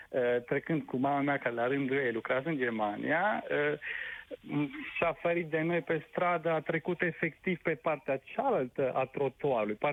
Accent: Romania; trăit mai multe țări până acum și pot să zic că undeva nu, nu mi-a pierdut niciodată sentimentul că sunt român, știți, sau uh, nu m a simțit niciodată cumva străin de țara mea

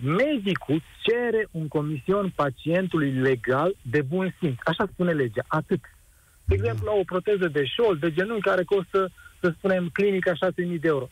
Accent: Brașov, Brașov County, Romania; acum sunt din Brașov

